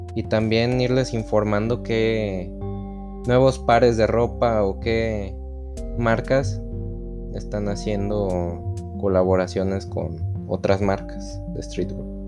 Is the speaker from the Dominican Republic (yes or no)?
no; León, Guanajuato, Mexico; soy proveniente de León, Guanajuato